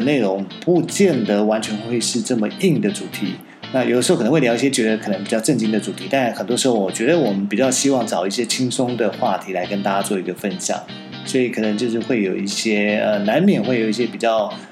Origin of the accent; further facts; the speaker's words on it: Taiwan; also born or lived in Shanghai; 我是比较一个土生土长的台湾小孩，没有待过美国，但我在上海也工作过几年的时间